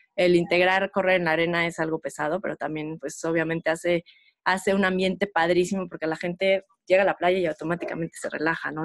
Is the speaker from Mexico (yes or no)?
yes; Morelia, Michoacán, Mexico; moved away as an adult; also born or lived in Mexico City; nosotros somos de Morelia, nos mudamos junto, ya yo ya casada